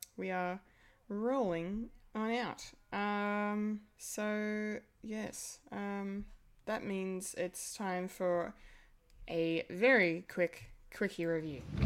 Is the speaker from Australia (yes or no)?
yes; Australia; as an Australian